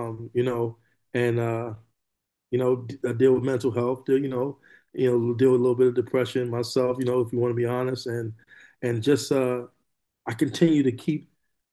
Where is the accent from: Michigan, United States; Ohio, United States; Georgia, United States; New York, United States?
New York, United States; New York City; moved away as an adult; also born or lived in California; now in Moreno Valley, United States; I'm from New York City, but I live here in California now. I've been here for over 20 years now